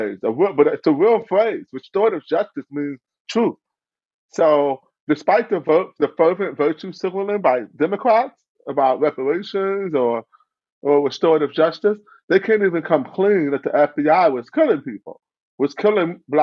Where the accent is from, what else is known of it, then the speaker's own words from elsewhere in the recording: Cleveland, Ohio, United States; also born or lived in South Euclid, Ohio; I grew up in Cleveland, Ohio